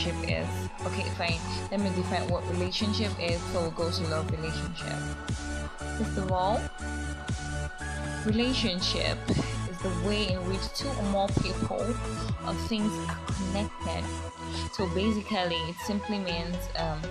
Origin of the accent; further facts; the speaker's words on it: Nigeria; I'm a Yoruba person. I'm a Nigerian